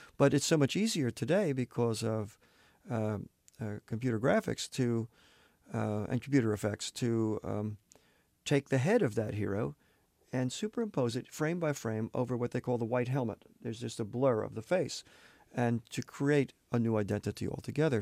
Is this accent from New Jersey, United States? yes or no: no; Santa Barbara, California, United States; my hometown, Santa Barbara